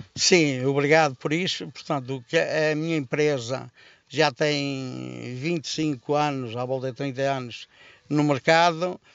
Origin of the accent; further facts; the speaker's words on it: Resende, Norte, Portugal; sou de Rezende, natural de Rezende, natural de uma freguesia do Conselho de Rezende, São Romão de Aregos